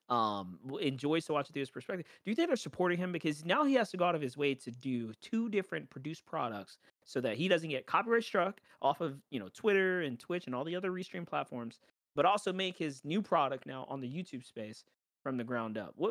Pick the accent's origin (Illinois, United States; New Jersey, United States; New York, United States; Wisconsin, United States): New York, United States; Right, I'm from New York. Like the game's based in New York.